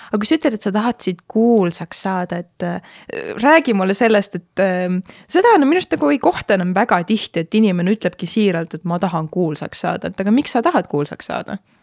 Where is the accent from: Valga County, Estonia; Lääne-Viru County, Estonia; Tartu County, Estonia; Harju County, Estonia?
Harju County, Estonia; Tallinn; also born or lived in Jüri / Kangro; me kolisime tegelikult Kangrosse, mis on siis nagu osa Kiilist, aga see Kangro on tegelikult kilomeeter Tallinnast, nii et no ma ütlesin, et okei okay,, ma elan Kangros, aga samas kõik mu elu oli nagu ikkagi Tallinnas.